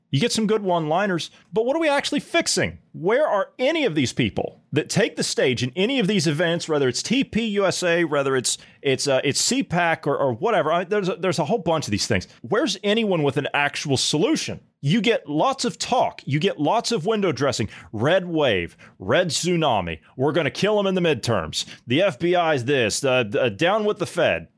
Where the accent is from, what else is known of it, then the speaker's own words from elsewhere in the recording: Ohio, United States; moved away; my home state of Ohio where I come from